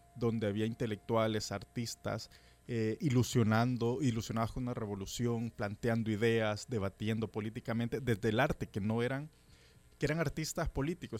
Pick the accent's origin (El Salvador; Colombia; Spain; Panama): El Salvador; soy salvadoreño